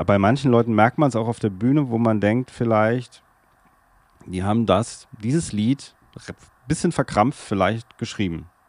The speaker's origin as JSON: {"language": "German", "town": "Darmstadt", "region": "Hesse", "country": "Germany", "first_language": "German", "said": "ich komme aus Darmstadt. Das ist in Hessen, in der Nähe von Frankfurt"}